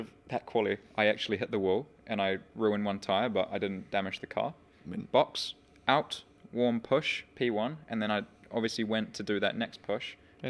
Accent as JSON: {"language": "English", "country": "New Zealand", "said": "I'm a New Zealander"}